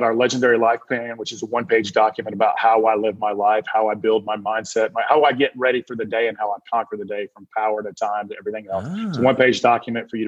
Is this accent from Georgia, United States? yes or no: yes; Georgia, United States; I'm from the South. So I'm from Georgia, so I can say funness.